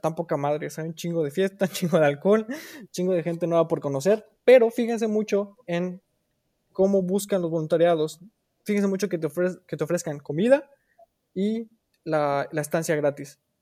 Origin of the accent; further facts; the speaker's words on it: Irapuato, Guanajuato, Mexico; moved away as an adult; now in Germany; Soy originario de Irapuato, Guanajuato, y actualmente me encuentro en Alemania viviendo con mi esposo